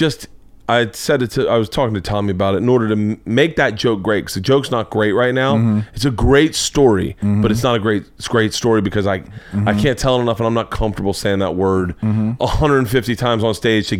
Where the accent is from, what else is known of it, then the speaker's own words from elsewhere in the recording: the South, United States; moved away; I grew up in the South.